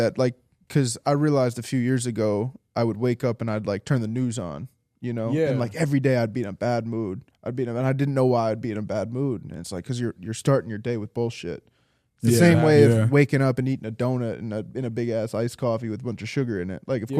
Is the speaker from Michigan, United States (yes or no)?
yes; Ann Arbor, Michigan, United States; You're a Michigan guy. Bro, you have to. We grew up in Ann Arbor.